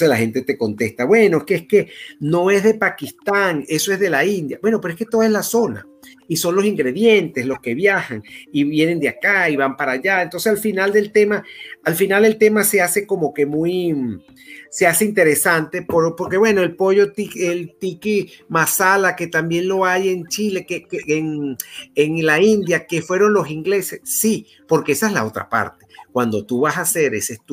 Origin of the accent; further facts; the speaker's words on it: Basque Country, Spain; yo soy de, del País Vasco